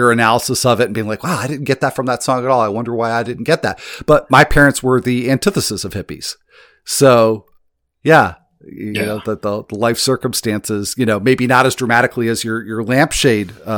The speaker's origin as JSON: {"language": "English", "town": "Chicago", "region": "Illinois", "country": "United States", "tie": "born or raised there", "said": "being a little kid in suburban Chicago"}